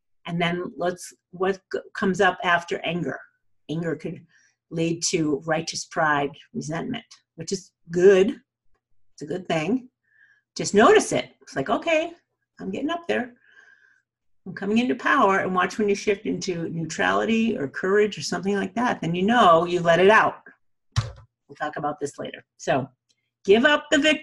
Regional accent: New England, United States; accent: New England; also born or lived in Colorado; now in Aspen, United States

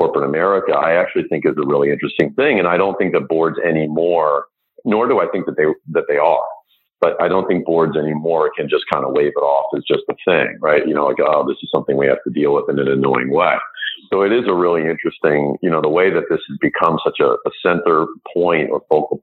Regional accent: United States; I grew up outside of New York and wanted to get back to the New York area

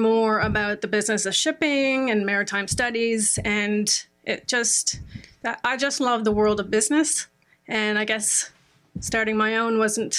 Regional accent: St. John's, Newfoundland and Labrador, Canada; I'm from St. John's. I'm one of six kids. So I'm the youngest. Well, I'm a twin, so I'm number five. I grew up very sporty.

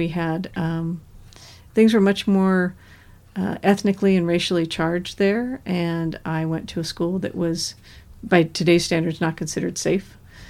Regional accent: California, United States; I grew up in California, mostly Northern California and Central California. So it was a very different feel than Southern California.

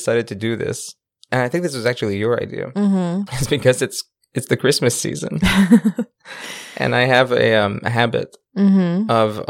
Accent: Canada; And we're Canadian.

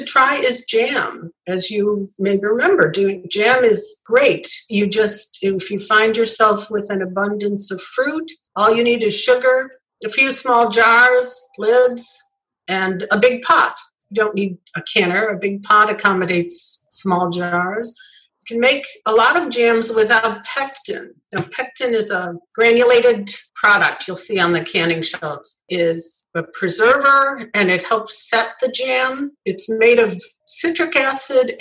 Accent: New York, United States; It was a staple in everyone's home where I grew up in New York State

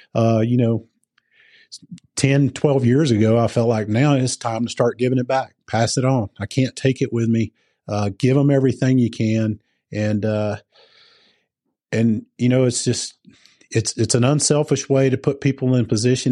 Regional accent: the South, United States; moved away as an adult; also born or lived in Georgia; now in Colorado, United States; I come from the South

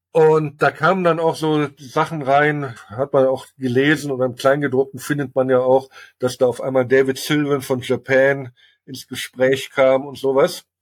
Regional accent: Germany; als Ausländer, als Deutscher

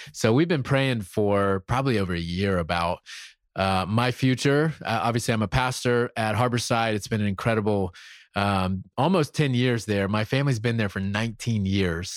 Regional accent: South Carolina, United States; moved away; I'm from South Carolina. I'm from the real South

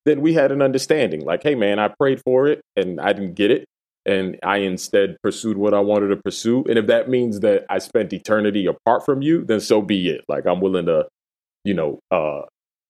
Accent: Massachusetts, United States; also born or lived in Dominican Republic / Puerto Rico; I grew up in Massachusetts

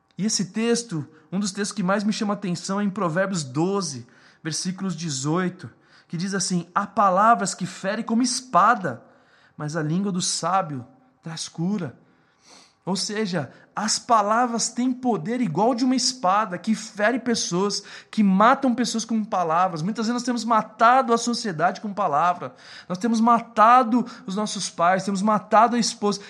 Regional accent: Brazil

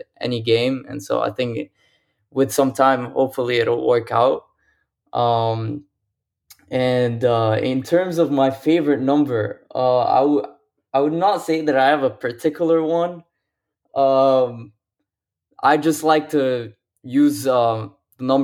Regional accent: Lebanon; now in Abu Dhabi, United Arab Emirates; I'm originally from Lebanon. Normally, I stay in Abu Dhabi in the UAE

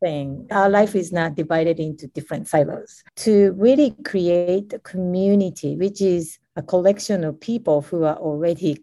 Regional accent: Japan; I was born and raised in Japan

